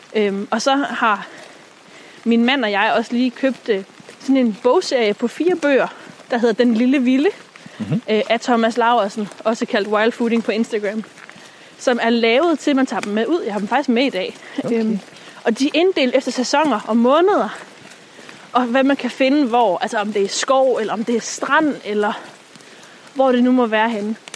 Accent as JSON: {"language": "Danish", "area": "Djursland", "region": "Central Denmark Region", "country": "Denmark", "tie": "born or raised there", "moved": "yes", "said": "hun er ude fra Djursland, fra hvor jeg er vokset op"}